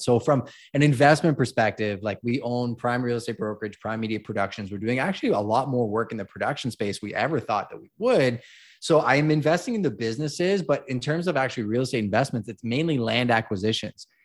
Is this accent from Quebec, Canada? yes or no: yes; Montreal, Quebec, Canada; moved away as an adult; also born or lived in Toronto; now in London, Canada; I was actually born and raised in Montreal